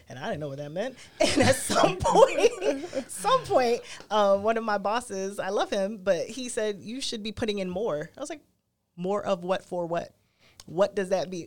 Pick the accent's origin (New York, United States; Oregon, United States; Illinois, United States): New York, United States; New York City; I grew up in Brooklyn